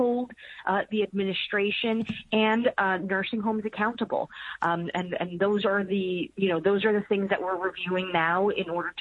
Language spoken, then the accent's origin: English; New York City, New York, United States; we're both from Queens